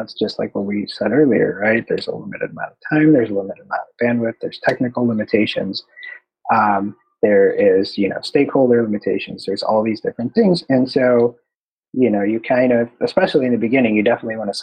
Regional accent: Chicago, Illinois, United States; now in San Diego, United States; I'm from Chicago

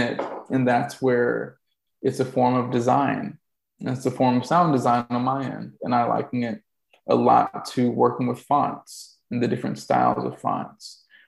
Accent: the South, United States; being a Southerner, I would hear stuff being done in the South and I'm like, doesn't sound like anybody I know

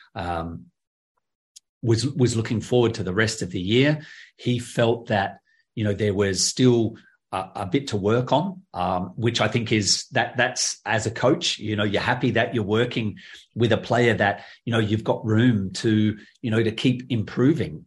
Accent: Adelaide, South Australia, Australia; my hometown in Adelaide

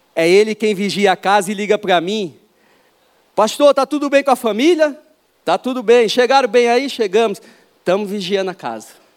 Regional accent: São Paulo, Brazil; Eu nasci aqui em São Paulo, em oitenta e seis

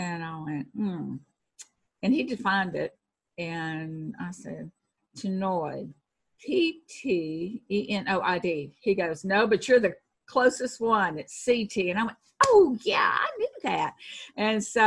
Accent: Texas, United States; accent: Texan; I'm Texan.

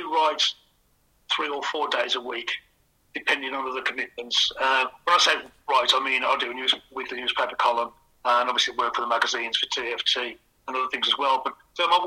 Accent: West Midlands, United Kingdom; now in Spain; I come from the West Midlands

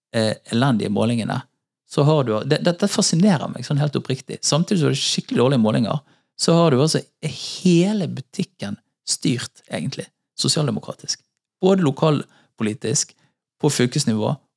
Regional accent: Bergen, Vestland, Norway; bodde på Hordvik, i, i, rett, noen steinkast fra der jeg vokste opp

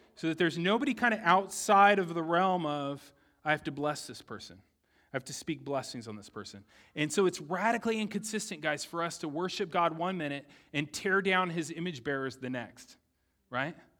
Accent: San Diego, California, United States; I grew up in San Diego

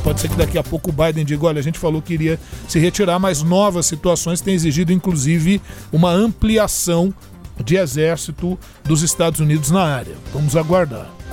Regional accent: Brazil; como brasileiro

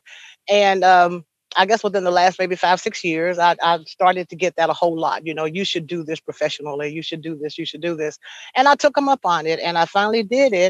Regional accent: Ridgely, Tennessee, United States; I was born and raised in Lake County in Ridgely, Tennessee, not too far from here

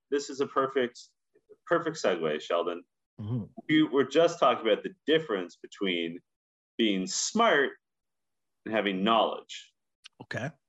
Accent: Canada; maybe we're Canadian and like too biased and like well too aware of the, of the comings and goings of the NHL

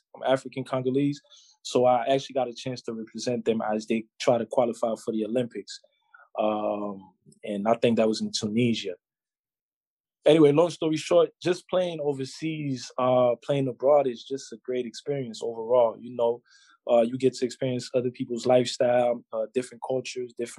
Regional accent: Quebec, Canada; also born or lived in Wisconsin / Providence; every summer I have a basketball camp here in my hometown

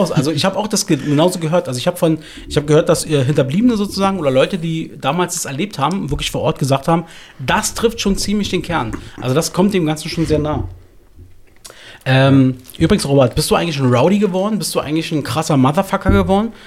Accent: Berlin, Germany; Äh, ich komme aus Südberlin.

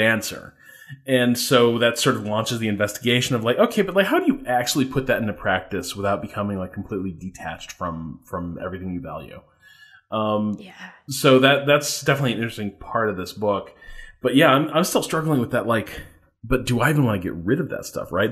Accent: a suburb of Chicago in Indiana, United States; I'm from like in, uh, a suburb of Chicago in, in Indiana

